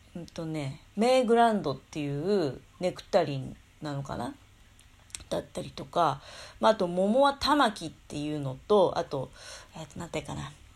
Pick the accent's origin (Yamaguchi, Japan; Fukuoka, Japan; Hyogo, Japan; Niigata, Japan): Niigata, Japan; Tokamachi; うちの実家の方でもね、十日町とか